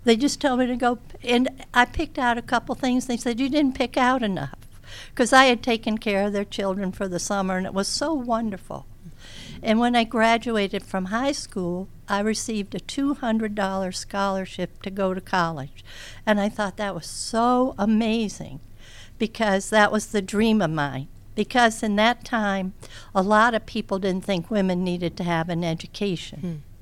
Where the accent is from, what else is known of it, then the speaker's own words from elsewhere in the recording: Charleston, United States; moved away as an adult; we went back to my hometown of Charleston.